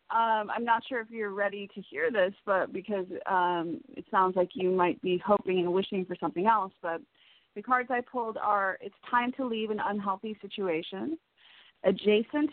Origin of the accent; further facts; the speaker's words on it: Chicago, Illinois, United States; now in Los Angeles, United States; growing up in Chicago, there's so many Irish Americans there